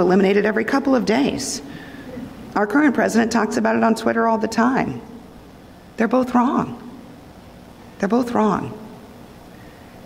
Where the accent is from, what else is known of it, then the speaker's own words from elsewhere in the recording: the Great Southwest, United States; I'm from the Great Southwest